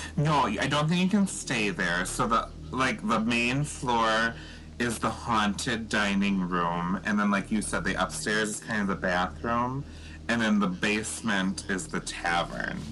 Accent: Eau Claire, Wisconsin, United States; also born or lived in West Allis, Wisconsin; I'm from Eau Claire.

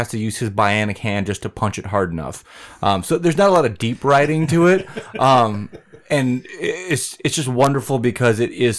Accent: Mora, Minnesota, United States; it was like going to my hometown of Mora

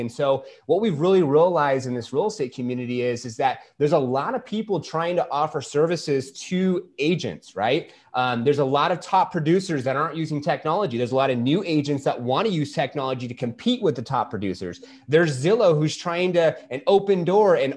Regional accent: California, United States; moved away as an adult; now in Arizona, United States; I was from California, and I have a wife and a beautiful daughter who's 2.5. And we were part of that mass exodus out of California, moving here into Arizona

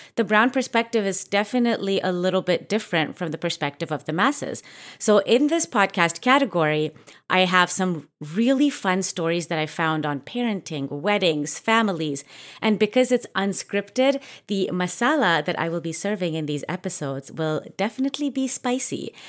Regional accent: Canada; I grew up in Canada where, you know, like, there wasn't even that many Indian people until we started to get a little bit older

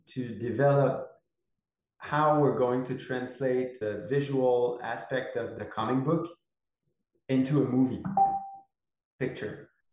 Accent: Quebec, Canada; moved away as an adult; I'm from Quebec and I live in Quebec at the moment. I've been back in Quebec since eight or nine years now

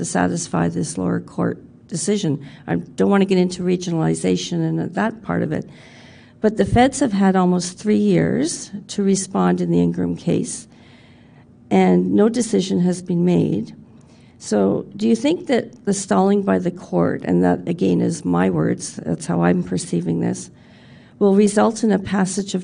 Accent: Ontario, Canada; I'm from Ontario

